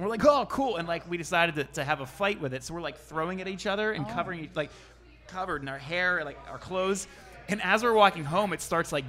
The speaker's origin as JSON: {"language": "English", "town": "Penn Hills", "region": "Pennsylvania", "country": "United States", "tie": "born or raised there", "said": "growing up in Penn Hills, you find it, or growing up in Pittsburgh, you know, or the suburbs of Pittsburgh"}